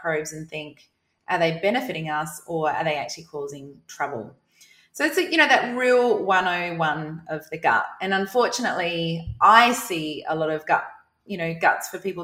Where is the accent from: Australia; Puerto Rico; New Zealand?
Australia; South Australia; moved away as an adult; now in Queensland, Australia; I'm from South Australia